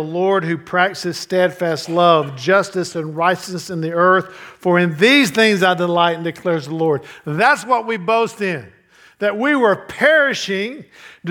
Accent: United States; I'm American

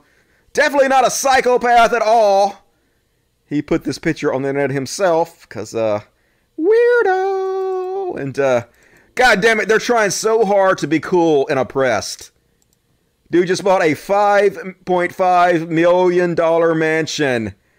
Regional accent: Mississippi, United States; I grew up in Mississippi with some bomb-ass cooking

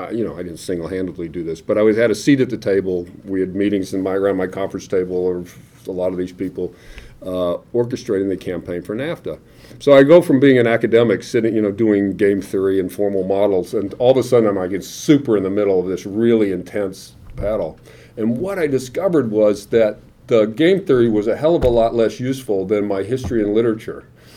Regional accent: Atlanta, Georgia, United States; moved away as an adult; I'm from Atlanta, I grew up there

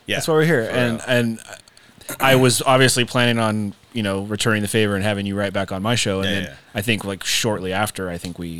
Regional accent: Sacramento, California, United States; growing up in Sac, he's somebody that I've like, you know, semi-idolized

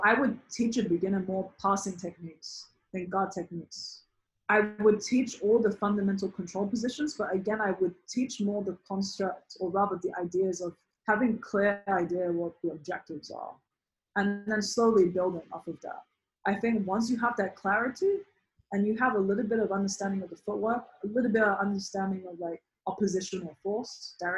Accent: United Kingdom; now in New York, United States; I'm British by birth

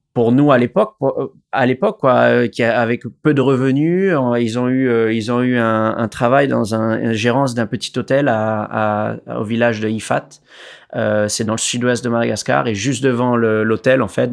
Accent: Réunion; Alors, je suis né à La Réunion. Euh, donc j'ai la chance de grandir euh, à une rue derrière euh, la plage de Canot

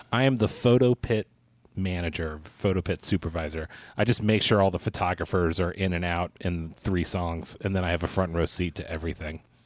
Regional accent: Kansas, United States; moved away; I'm from Kansas

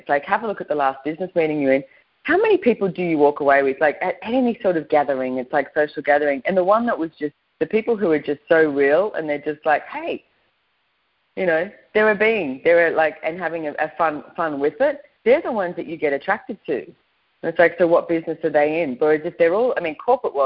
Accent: Australia; I was brought up in Australia

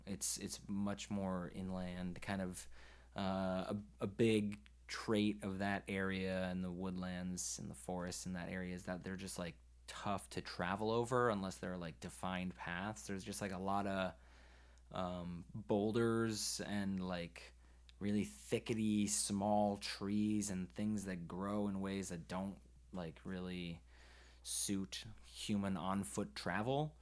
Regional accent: Maine, United States; I'm from Maine

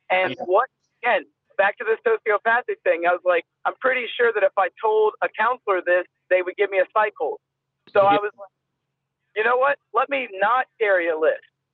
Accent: United States; as an American

